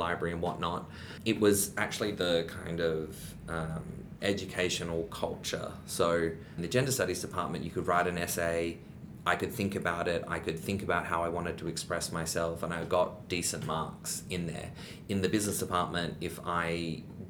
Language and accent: English; Perth, Western Australia, Australia; moved away as an adult; also born or lived in Taiwan / Beijing; I grew up in Perth